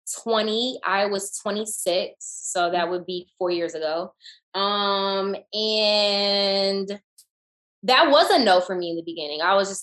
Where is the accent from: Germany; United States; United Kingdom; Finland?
United States; the South; especially growing up in the South